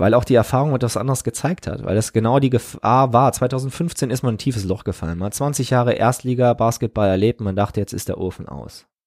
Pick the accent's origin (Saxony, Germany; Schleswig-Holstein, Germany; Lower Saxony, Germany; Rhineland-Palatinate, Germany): Rhineland-Palatinate, Germany; Trier; meinen Heimatort Trier-Olewig und die Weinberge